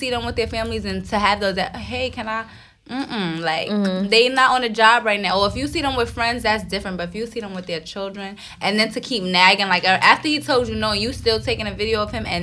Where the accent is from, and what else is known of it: New York City, New York, United States